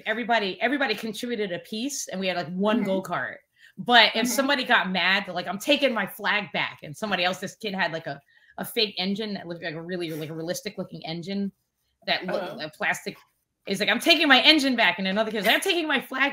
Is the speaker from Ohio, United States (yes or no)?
no; New York City, New York, United States; also born or lived in Providence, Rhode Island; growing up in Flatbush, like during the 80s